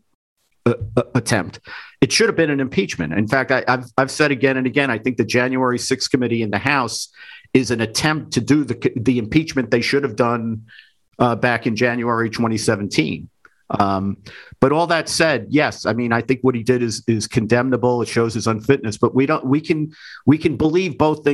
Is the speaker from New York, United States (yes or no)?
yes; New York City, New York, United States; when I was growing up in the Bronx